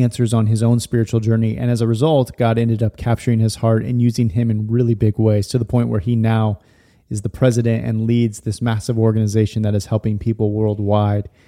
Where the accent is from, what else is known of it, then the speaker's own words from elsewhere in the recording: Stockton, California, United States; I grew up in Stockton area, Lodi, Stockton.